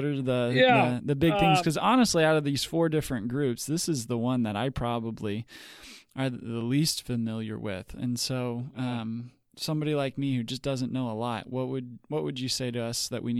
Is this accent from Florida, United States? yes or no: no; Missouri, United States; I'm from Missouri